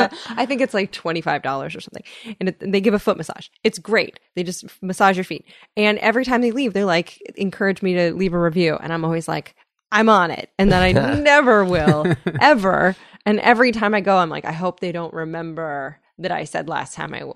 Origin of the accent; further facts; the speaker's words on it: California, United States; In the Bay Area. I have no excuse.